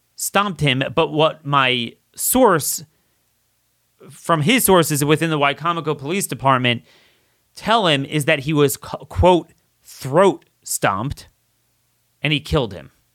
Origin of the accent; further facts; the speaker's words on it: Baltimore, Maryland, United States; I'm from the Baltimore area